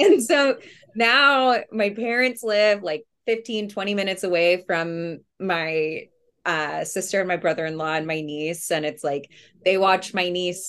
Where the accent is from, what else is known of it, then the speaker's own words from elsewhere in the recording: Houston, Texas, United States; I grew up in Montrose